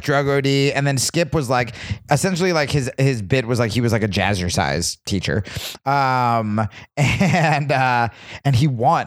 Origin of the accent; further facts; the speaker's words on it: New Jersey, United States; I grew up in Jersey